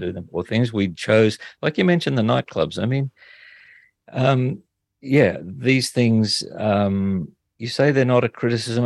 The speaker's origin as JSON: {"language": "English", "town": "Toowoomba", "region": "Queensland", "country": "Australia", "tie": "born or raised there", "said": "my hometown of Toowoomba"}